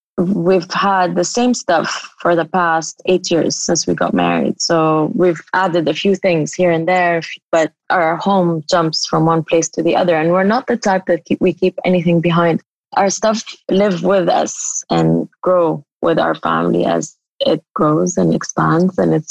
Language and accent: English; Amman, Amman Governorate, Jordan; also born or lived in Syria; So I was born in Syria. And then once they declared democracy, we moved back to Amman, Jordan, and my dad opened this think tank.